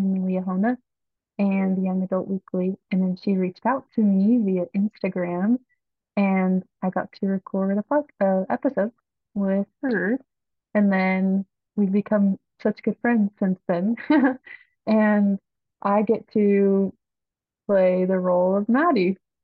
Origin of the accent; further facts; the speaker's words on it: Northern Utah, United States; I'm from Northern Utah